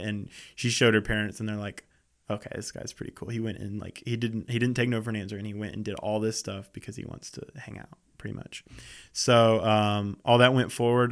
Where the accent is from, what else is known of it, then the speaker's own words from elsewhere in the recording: around Charlotte, North Carolina, United States; growing up around Charlotte, I never really came into the city